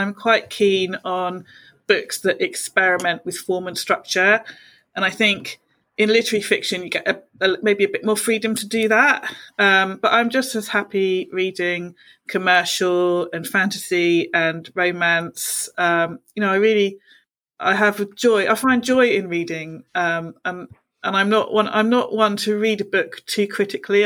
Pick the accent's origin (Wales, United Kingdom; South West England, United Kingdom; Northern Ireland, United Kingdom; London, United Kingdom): South West England, United Kingdom; Bournemouth; now in Portsmouth, United Kingdom; I'm originally from Bournemouth, but now I live in Portsmouth, so I'm, you know, a lifelong seaside girl.